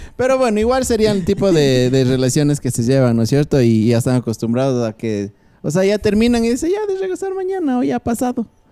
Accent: Ecuador; así somos los ecuatorianos.

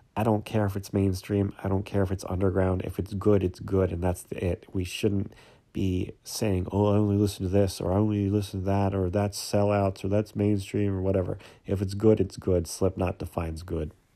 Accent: Pennsylvania, United States; I'm from Pennsylvania

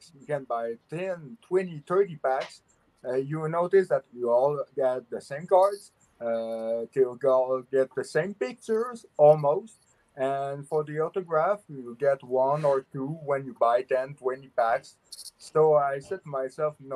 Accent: Quebec, Canada; I'm French Canadian.

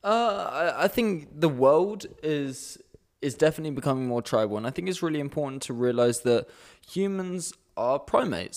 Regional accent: United Kingdom; now in Amsterdam, Netherlands; I'm, I'm British as well.

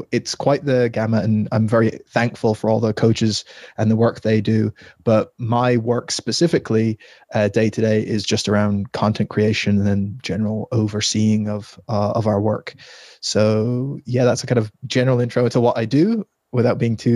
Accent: Ireland; So uh, I am Irish, living in Ireland.

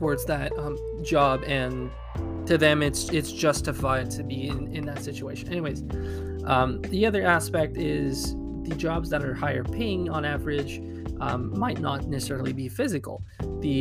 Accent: Quebec, Canada; I'm from Quebec in Canada, and the way things work here are different

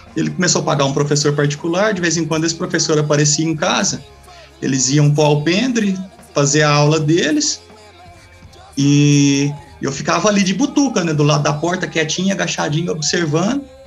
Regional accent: Quirinópolis, Goiás, Brazil; Eu sou natural daqui de Quirinópolis, Goiás

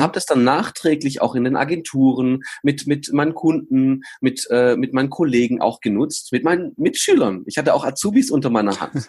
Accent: Germany; Ich bin in Deutschland geboren worden

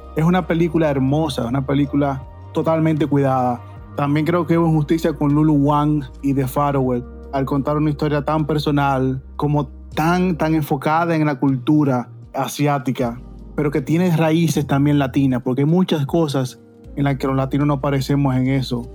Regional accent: Dominican Republic; now in United States; en mi país, en Dominicana

